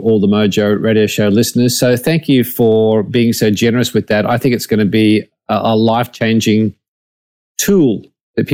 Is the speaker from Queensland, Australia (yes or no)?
yes; North Queensland, Australia; I grew up in North Queensland as a kid